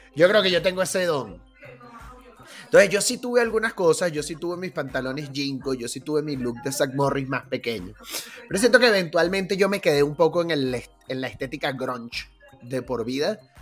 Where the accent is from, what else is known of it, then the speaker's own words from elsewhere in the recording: Caracas, Capital District, Venezuela; moved away; nosotros que crecimos en Caracas